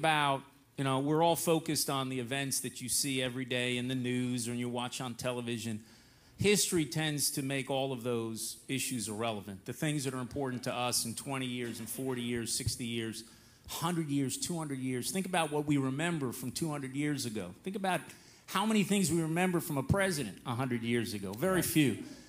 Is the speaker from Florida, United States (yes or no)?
yes; Miami Beach, Florida, United States; moved away as an adult; now in Israel; I was, as Sammy said, born and raised in Miami Beach. And moved to Israel when I was 25